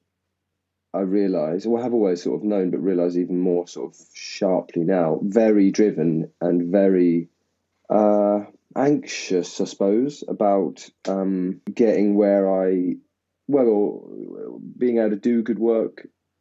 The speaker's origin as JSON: {"language": "English", "area": "Essex", "region": "East of England", "country": "United Kingdom", "tie": "born or raised there", "also_born_or_lived": "Tottenham", "said": "I grew up in Essex"}